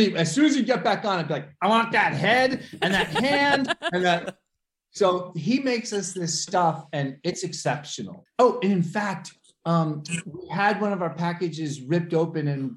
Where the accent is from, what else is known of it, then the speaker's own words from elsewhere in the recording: the Catskills, New York, United States; we grew up here in the Catskills